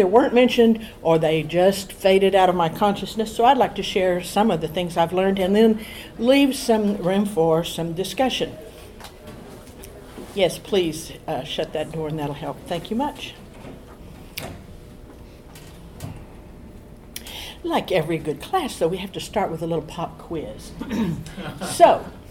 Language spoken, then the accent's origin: English; Edmond, Oklahoma, United States; I'm from Edmond, Oklahoma